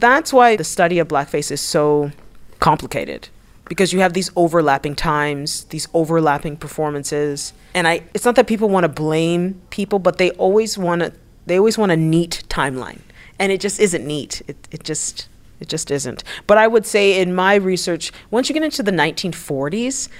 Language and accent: English; Canada; also born or lived in United States; I'm Canadian